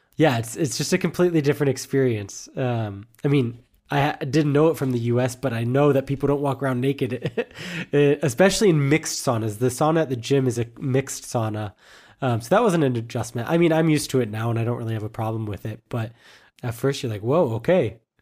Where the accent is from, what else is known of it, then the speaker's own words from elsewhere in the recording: United States; moved away as an adult; now in Germany; it's also just my home country